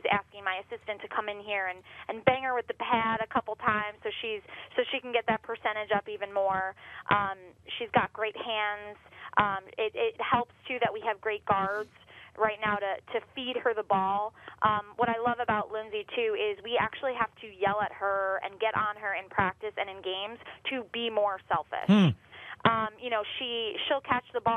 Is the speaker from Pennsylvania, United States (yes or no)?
no; Northport, New York, United States; moved away as an adult; now in Rochester, United States; my hometown, Northport